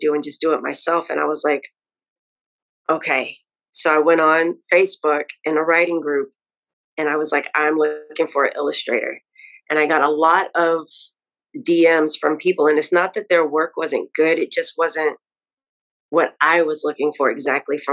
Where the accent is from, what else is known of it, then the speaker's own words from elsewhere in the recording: Dallas, Texas, United States; moved away as an adult; now in New York, United States; I'm originally from Dallas, Texas, but I have been living in New York now for 9 years